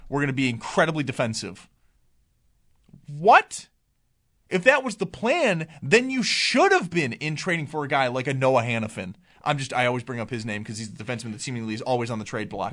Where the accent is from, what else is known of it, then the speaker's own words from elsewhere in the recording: Cheektowaga, New York, United States; I was born and raised there